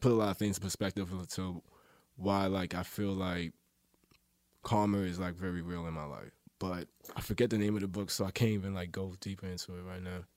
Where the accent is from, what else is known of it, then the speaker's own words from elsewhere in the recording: Baltimore, Maryland, United States; I grew up in Northeast Baltimore